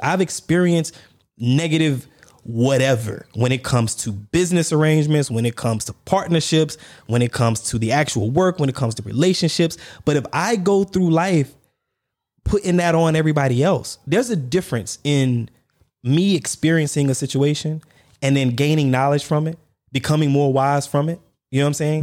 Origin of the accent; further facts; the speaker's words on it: the South, United States; moved away as an adult; also born or lived in Dubai; I'm from the South